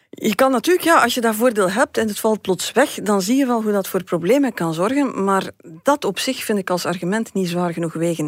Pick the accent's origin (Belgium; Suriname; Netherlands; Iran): Belgium; West Flanders; West-Vlaanderen, waar ik vandaan kom